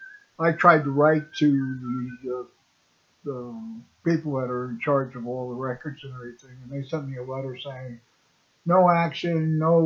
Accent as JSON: {"language": "English", "town": "New York City", "region": "New York", "country": "United States", "tie": "born there", "said": "I was born in June 1947 in Queens General Hospital, New York, a suburb of New York City."}